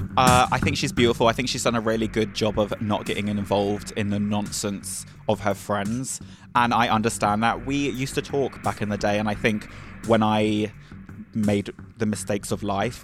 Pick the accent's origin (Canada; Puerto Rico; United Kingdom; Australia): United Kingdom; England; I'm also from England.